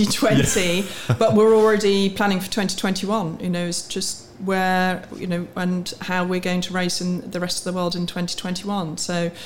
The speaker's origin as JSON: {"language": "English", "town": "Warwick", "region": "West Midlands", "country": "United Kingdom", "tie": "born or raised there", "said": "I was born on a farm in Warwickshire. I went to school in Warwick. I have three siblings. I'm the youngest of four."}